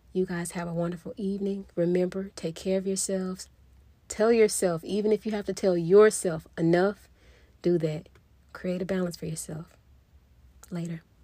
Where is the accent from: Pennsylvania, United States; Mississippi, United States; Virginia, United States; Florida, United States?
Mississippi, United States; moved away as an adult; now in Texas, United States; I was born and raised in Mississippi. I lived in Mississippi basically my whole life.